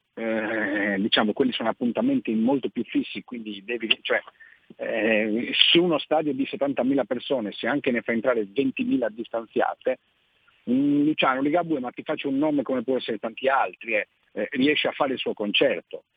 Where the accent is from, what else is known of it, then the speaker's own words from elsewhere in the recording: Nuoro area, Sardinia, Italy; moved away as an adult; now in Alghero, Italy; Io in realtà sono del Nuorese